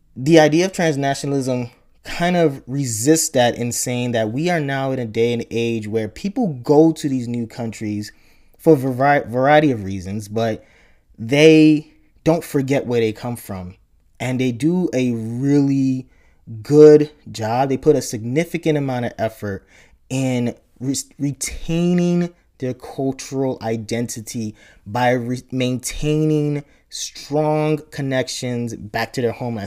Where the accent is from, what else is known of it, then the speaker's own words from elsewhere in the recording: Chicago, Illinois, United States; also born or lived in Nigeria / upstate New York; home for me was the great state of Illinois, um, where I grew up primarily in the Chicago area, Chicago, South Side